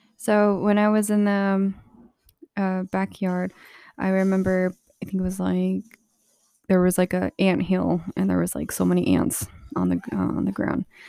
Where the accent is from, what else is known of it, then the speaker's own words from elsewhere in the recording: Alamo, New Mexico, United States; also born or lived in Socorro, New Mexico; I had lived in really ghetto um, kinda, like, deserted place. It was in Alamo, New Mexico